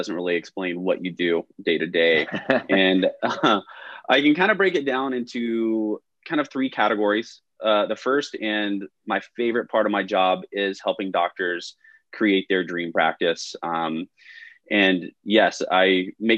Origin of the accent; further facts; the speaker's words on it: Nashville, Tennessee, United States; moved away as an adult; also born or lived in Chicago / Charleston, South Carolina / Southern California; born and raised in Nashville, Tennessee